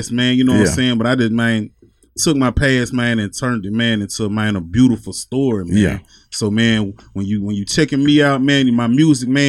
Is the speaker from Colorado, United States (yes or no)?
no; Savannah, Tennessee, United States; Like, West Tennessee, man. A little bit of town, man. Savannah, Tennessee.